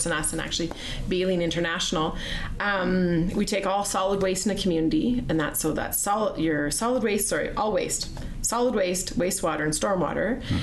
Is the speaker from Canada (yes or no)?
yes; Sylvan Lake, Alberta, Canada; now in Chestermere, Canada; I grew up in Sylvan Lake